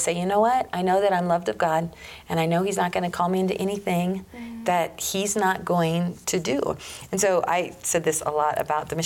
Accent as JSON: {"language": "English", "region": "Colorado", "country": "United States", "tie": "born or raised there", "also_born_or_lived": "Russia", "said": "Born and raised in Colorado, Colorado native. I grew up as a farmer, rancher in a small community."}